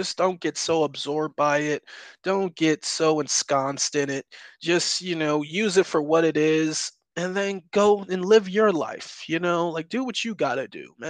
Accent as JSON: {"language": "English", "town": "Albany", "region": "New York", "country": "United States", "tie": "born or raised there", "moved": "yes", "said": "born and raised in New York, I lived in upstate New York, so about the Albany, New York area"}